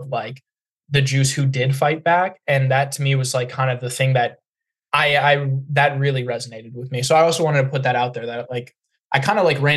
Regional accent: United States; as an American

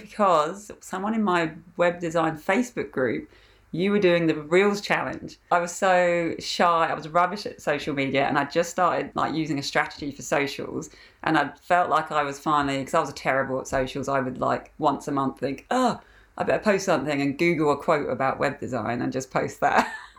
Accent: England, United Kingdom; now in Australia; So I'm from England originally, and I've been in Australia for 15 years now.

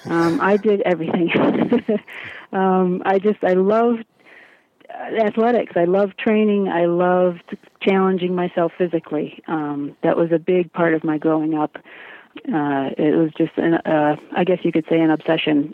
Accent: Chicago, Illinois, United States; I grew up in the Chicago area um, in the 70s

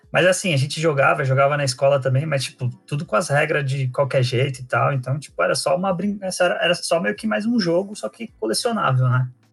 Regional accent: São Paulo, Brazil; eu sou de São Paulo, nasci aqui

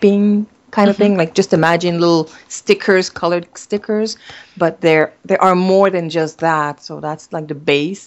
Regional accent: Canada; first language French; English is a second language; I'm a French-Canadian, so English is my second language

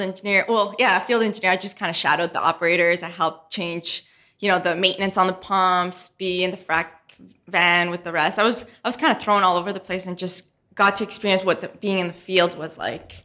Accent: Montreal, Quebec, Canada; moved away as an adult; also born or lived in San Andres, Colombia; now in Houston, United States; we moved to Montreal

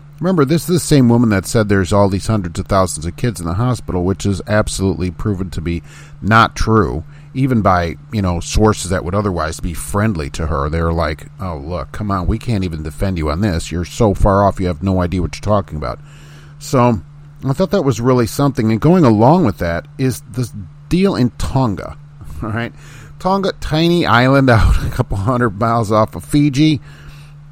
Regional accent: Indiana, United States; this is my home state

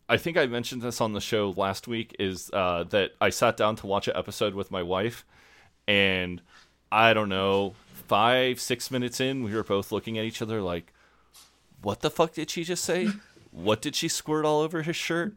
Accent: United States; also born or lived in Kansas; I'm an American

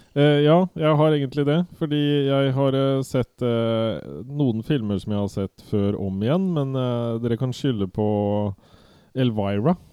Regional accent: Viken, Norway; accent: Viken dialect; min Viken-dialekt

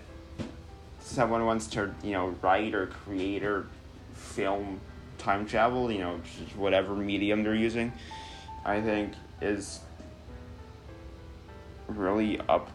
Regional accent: Chicago, Illinois, United States; here I am as a Chicagoan

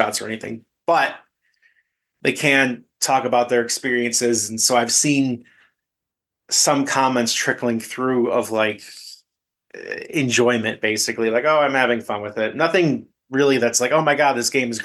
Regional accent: Chicago, Illinois, United States; I'm from the Chicagoland area

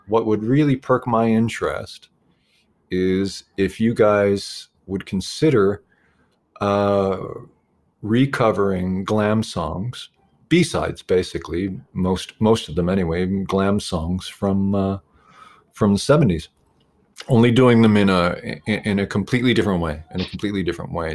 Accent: Ontario, Canada; being a Canadian

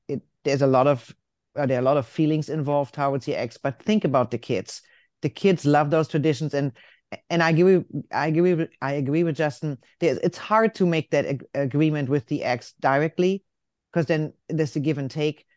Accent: Germany; moved away; I'm from Germany

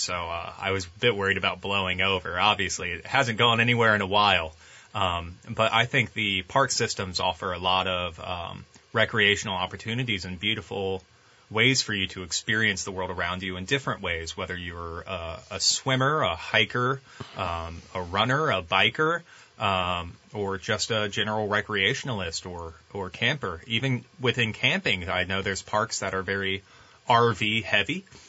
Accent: Tyler, Texas, United States; I grew up here in Tyler.

